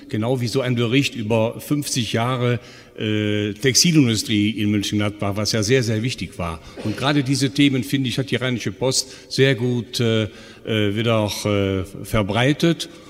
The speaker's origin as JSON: {"language": "German", "region": "North Rhine-Westphalia", "country": "Germany", "tie": "born or raised there", "said": "ich meine, ich bin ja in Gladbach geboren und ja. groß geworden."}